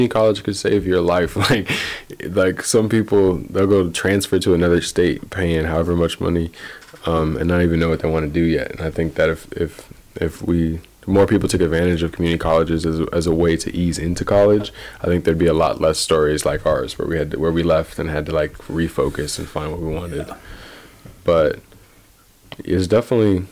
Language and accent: English; Ames, Iowa, United States; I'm from Ames, grew up in Ames